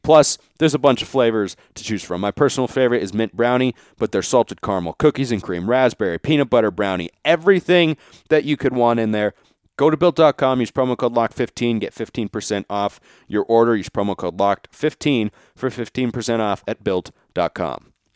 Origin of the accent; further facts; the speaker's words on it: Lake Oswego, Oregon, United States; I grew up there in Lake Oswego